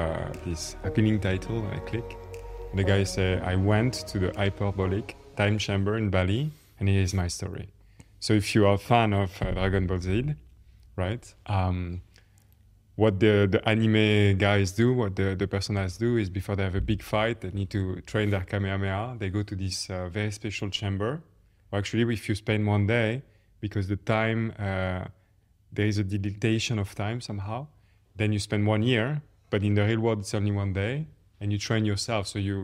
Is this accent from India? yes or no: no; France; English is a second language; moved away as an adult; also born or lived in Paris; now in London, United Kingdom; I grew up in France. I have a talent for math, so I ended up doing an engineering school. I work in Paris.